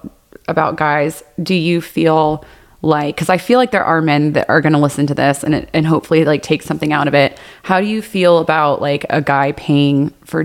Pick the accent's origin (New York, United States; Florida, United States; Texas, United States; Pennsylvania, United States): Texas, United States; now in Las Vegas, United States; I was raised in Texas